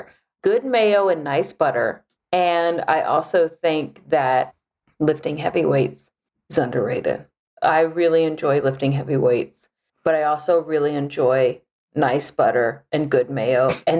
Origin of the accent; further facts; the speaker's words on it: Texas, United States; Only because like I grew up in Texas and like that's just kind of like whatever.